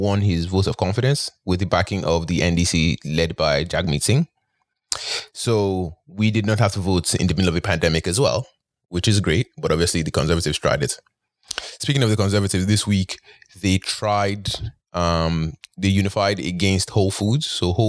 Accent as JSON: {"language": "English", "country": "Nigeria", "said": "oh, I'm from Nigeria."}